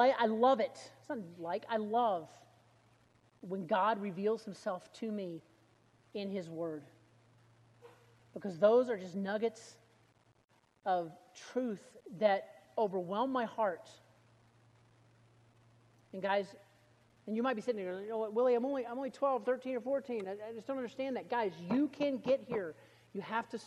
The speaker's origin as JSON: {"language": "English", "region": "Alabama", "country": "United States", "said": "I was from Alabama"}